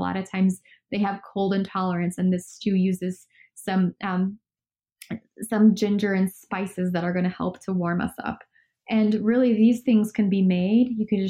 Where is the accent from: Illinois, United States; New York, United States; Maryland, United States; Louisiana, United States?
Illinois, United States; Chicago; None of my friends back home in Chicago had it.